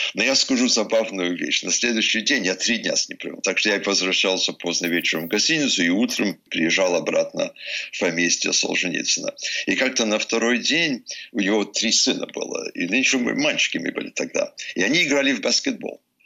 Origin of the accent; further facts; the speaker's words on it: Vermont, United States; Russian is a second language; Вермонт, мой родной штат